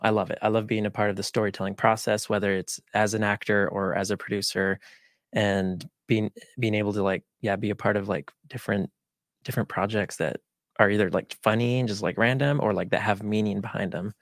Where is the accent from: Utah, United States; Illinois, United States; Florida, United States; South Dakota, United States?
Utah, United States; first language Spanish; English is a second language; I was actually born and raised here in Utah.